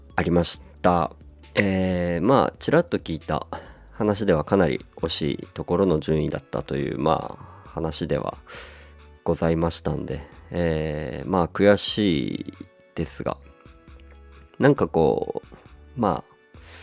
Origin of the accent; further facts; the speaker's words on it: Hirosaki, Aomori, Japan; now in Yokohama, Japan; 僕の、えー、地元弘前